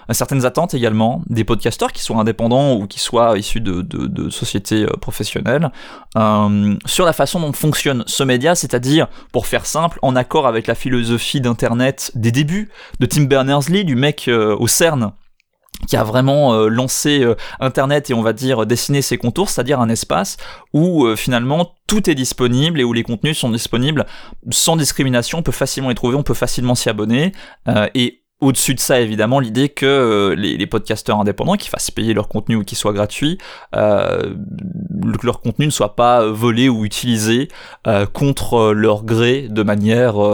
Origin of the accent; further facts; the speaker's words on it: Switzerland; Je suis suisse, malgré euh, mon absence euh, d'accent. Je suis francophone, mais je suis suisse dans ce petit pays situé à l'est de la France.